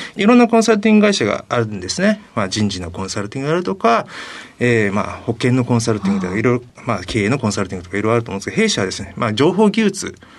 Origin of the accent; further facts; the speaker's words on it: Sasebo, Nagasaki, Japan; 佐世保市出身です。